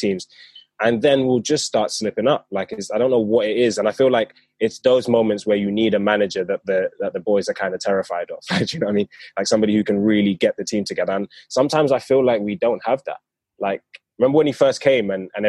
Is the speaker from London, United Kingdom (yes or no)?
yes; London, United Kingdom; I live in London. I'm from South London.